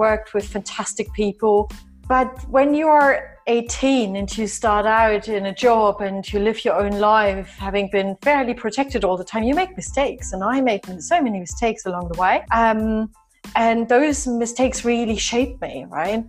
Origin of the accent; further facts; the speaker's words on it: East Germany, Germany; moved away; I was born and raised in East Germany